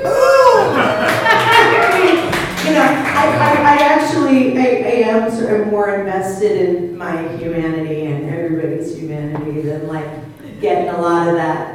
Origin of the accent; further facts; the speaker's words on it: Portland, Oregon, United States; I grew up in Portland, Oregon